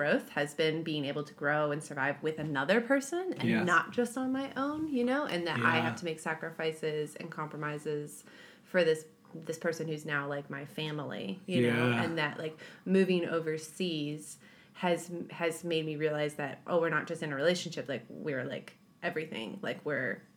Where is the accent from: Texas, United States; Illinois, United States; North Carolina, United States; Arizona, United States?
Illinois, United States; moved away as an adult; now in New Zealand; We're both American.